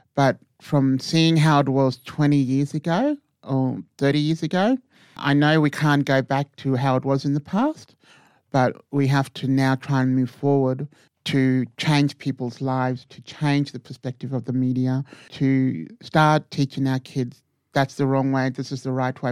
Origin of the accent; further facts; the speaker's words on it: Hermannsburg, Northern Territory, Australia; now in Titjikala, Australia; I'm from Hermsburg um, Dari community